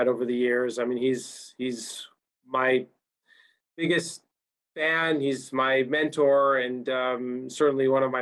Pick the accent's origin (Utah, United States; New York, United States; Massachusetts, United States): Utah, United States; I grew up in Utah